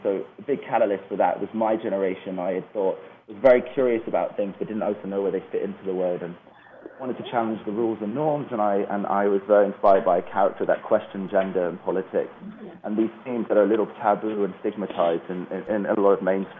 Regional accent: England, United Kingdom; also born or lived in Netherlands / Canada / California, United States; I was raised in England, the Netherlands, Canada, and California, so a bit of a global citizen.

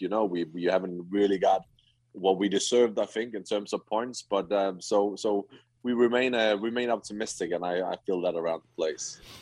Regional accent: Herning, Central Denmark Region, Denmark; I grew up in Herning

